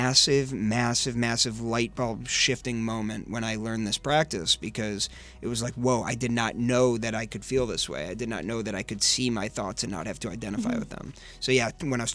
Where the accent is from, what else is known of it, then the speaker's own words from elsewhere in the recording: West Bloomfield, Michigan, United States; I grew up in West Bloomfield, Michigan